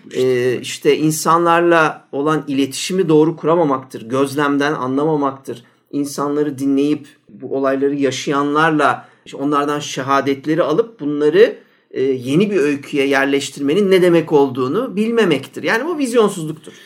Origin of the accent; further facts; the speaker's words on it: Ankara, Turkey; ben baya üç nesil Ankaralıyım yani göbeğinden geliyorum